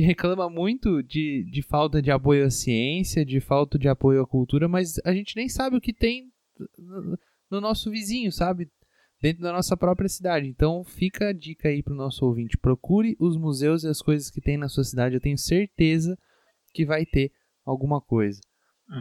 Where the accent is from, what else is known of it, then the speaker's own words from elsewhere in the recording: Matão, São Paulo, Brazil; a minha cidade natal, que é Matão, é uma cidade de 80 mil habitantes